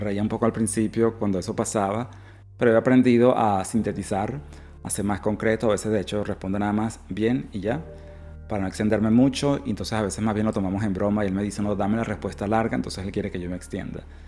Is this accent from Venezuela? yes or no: yes; Venezuela; moved away as an adult; now in Australia; yo soy venezolano, mis primeras parejas fueron venezolanos, pero luego emigré